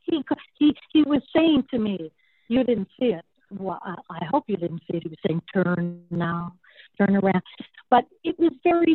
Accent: Long Island, New York, United States; also born or lived in Jamaica, Queens, New York; now in California, United States; I was on Long Island. I was born in Jamaica

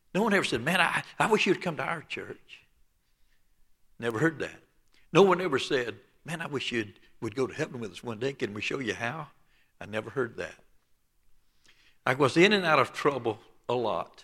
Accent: Dothan, Alabama, United States; accent: Lower Alabama; I was born and raised just south of Dothan, Alabama, on the Florida state line

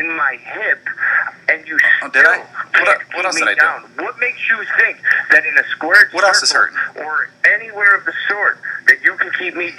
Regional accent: Buffalo, New York, United States; when you come to Buffalo, you're in my hometown.

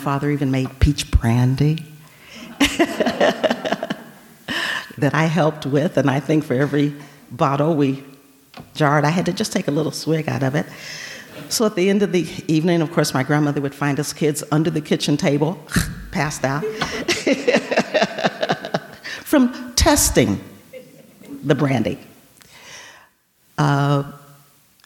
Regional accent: Chicago, Illinois, United States; moved away as an adult; Chicago is my home. I was born and raised on the South Side

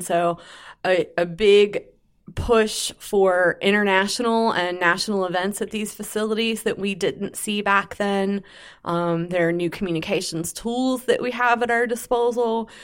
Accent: Pittsburgh, Pennsylvania, United States; moved away as an adult; now in Rock Hill, United States; I'm originally from the Pittsburgh, Pennsylvania area and moved to Rock Hill in two thousand five

